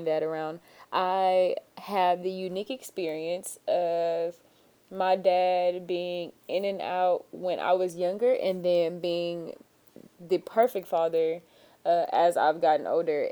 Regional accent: Fresno, Texas, United States; we are reporting live from the Phillips headquarters in Fresno, Texas, south of Houston, Texas, because that's where I'm from

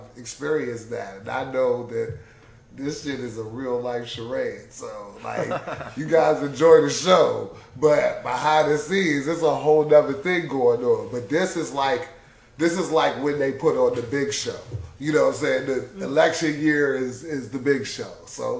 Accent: Detroit, Michigan, United States; Oh, my God. I'm from Detroit.

